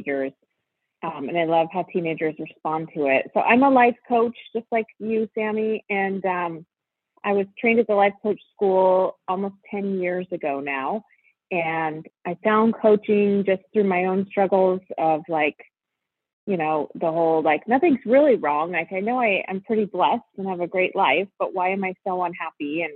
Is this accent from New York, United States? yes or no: no; Spokane, Washington, United States; moved away as an adult; I grew up in Spokane, Washington, which is where I live now